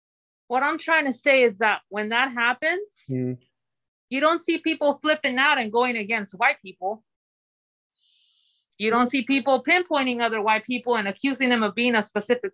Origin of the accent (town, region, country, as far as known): Mexico; born or raised there; now in United States